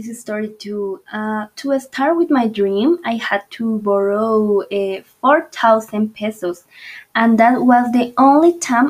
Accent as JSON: {"language": "English", "town": "Medellín", "region": "Antioquia", "country": "Colombia", "tie": "born or raised there", "also_born_or_lived": "Bogotá", "moved": "as an adult", "said": "I was born in Medellin and my first years I lived in Manrique neighborhood. And then I moved to the Robledo neighborhood, where I spent a lot of years of my childhood."}